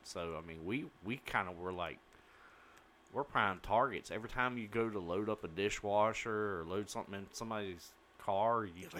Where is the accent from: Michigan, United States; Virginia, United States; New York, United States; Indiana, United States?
Virginia, United States; Fredericksburg; Growing up in Fredericksburg